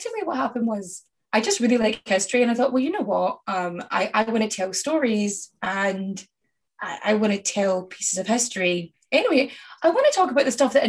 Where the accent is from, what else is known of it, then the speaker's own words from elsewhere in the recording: Scotland, United Kingdom; now in Ireland; I'm Scottish and I live in Ireland